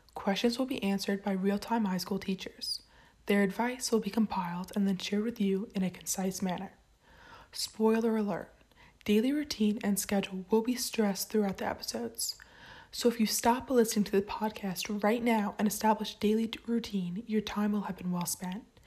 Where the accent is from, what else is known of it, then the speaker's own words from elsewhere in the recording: Point Pleasant, New Jersey, United States; I am from Point Pleasant, New Jersey.